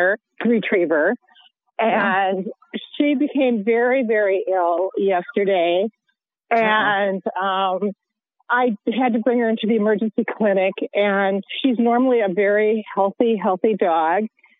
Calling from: Eden Prairie, Minnesota, United States; I'm calling from Eden Prairie, Minnesota.

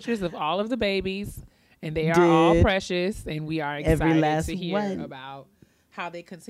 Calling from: Houston, Texas, United States; I'm from Houston, Texas.

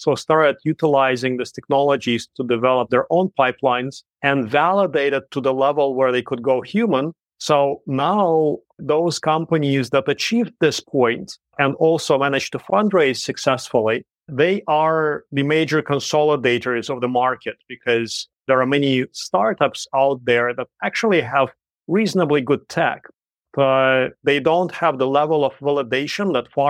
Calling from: Shanghai, China; So right now I'm calling from Shanghai, China.

